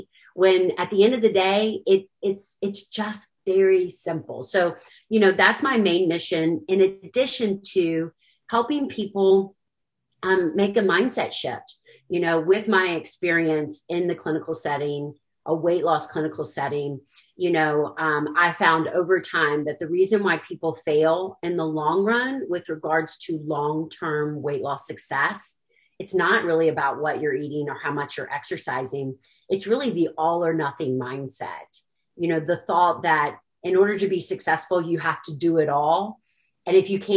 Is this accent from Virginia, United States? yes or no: yes; Williamsburg, Virginia, United States; moved away as an adult; also born or lived in Kentucky; I'm actually from Williamsburg, Virginia. Basically grew up there, then came to the University of Kentucky for college.